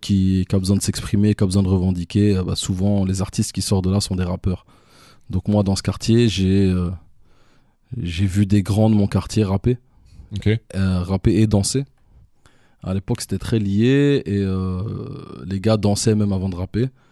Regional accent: Brussels, Brussels-Capital Region, Belgium; also born or lived in Canada; je suis de Watermal Boisfort, mais je suis principalement du Driz. C'est un quartier de Watermal Boisfort

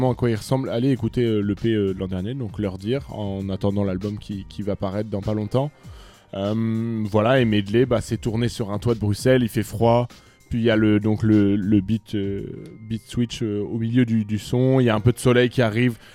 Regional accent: France; je suis un Français, évidemment.

